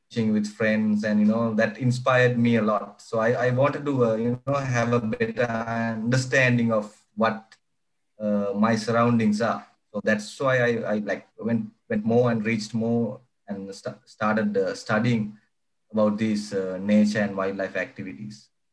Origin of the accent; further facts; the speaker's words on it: Horana, Western Province, Sri Lanka; I was like uh, born and raised in Sri Lanka. And Sri Lanka, it's a small village uh, on the west part of the country called Horana.